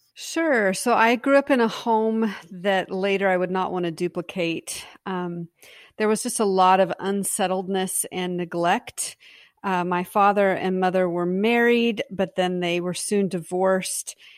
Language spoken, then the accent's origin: English; Pacific Northwest, United States; I was from the Pacific Northwest